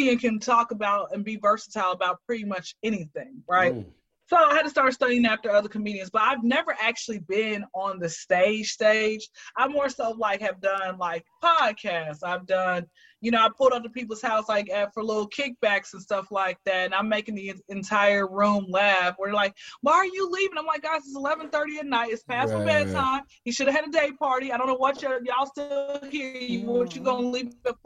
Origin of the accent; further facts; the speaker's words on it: Atlanta, Georgia, United States; I am from Atlanta. I've been here since I was zero